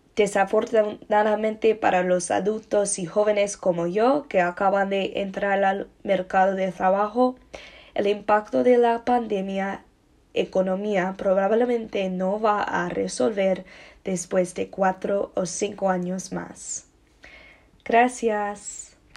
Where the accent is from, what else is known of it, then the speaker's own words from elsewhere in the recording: United States; Spanish is a second language; en mi país, los Estados Unidos